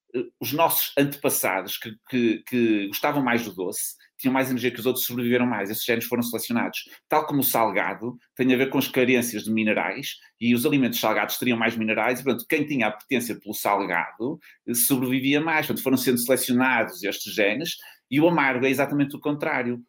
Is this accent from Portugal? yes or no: yes; North, Portugal; accent: northern (pronúncia do norte); uma pronúncia do norte como, como eu também